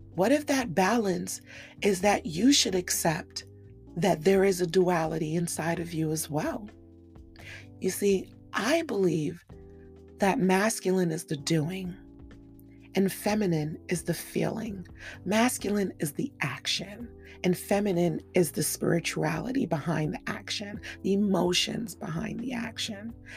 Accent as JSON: {"language": "English", "country": "Cameroon", "tie": "born or raised there", "said": "I grew up in a very polarized world. I come from Cameroon, West Africa, and in my world, men were masculine and dominant"}